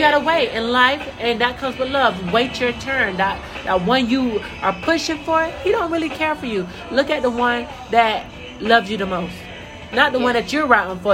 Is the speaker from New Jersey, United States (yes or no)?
no; Central Florida, United States; I'm from Central Florida.